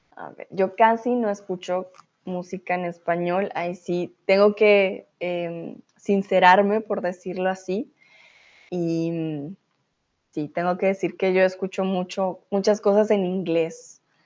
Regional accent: Colombia; moved away as an adult; also born or lived in Mexico; now in Germany; yo soy de Colombia

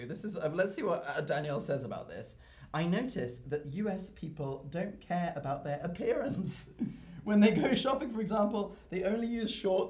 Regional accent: United Kingdom; as a British person

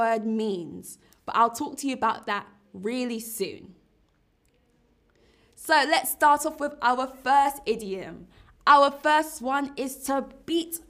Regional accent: London, United Kingdom; I live in London. I also am from London. I'm from London town

